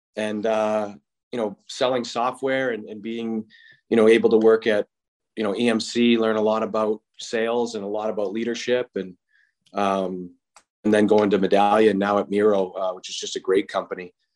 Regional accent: Boston, Massachusetts, United States; growing up in Boston

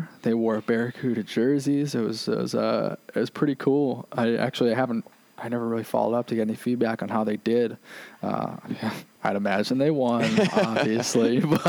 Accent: Worcester, Massachusetts, United States; I'm from Worcester

